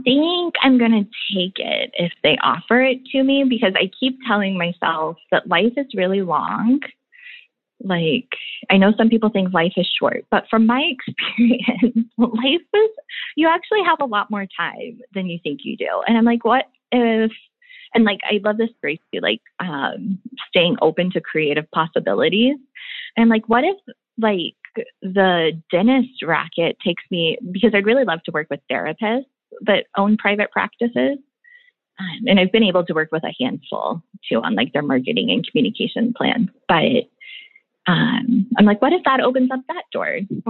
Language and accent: English; Midwest, United States; born there